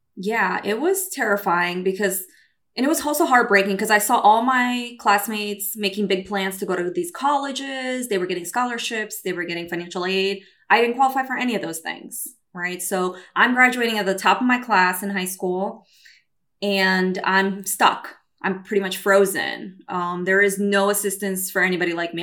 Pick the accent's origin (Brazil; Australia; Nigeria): Brazil; also born or lived in New York City, United States; now in California, United States; I'm Brazilian